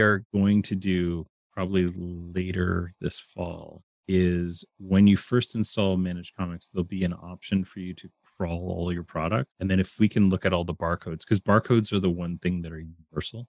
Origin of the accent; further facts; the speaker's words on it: Canada; I'm Canadian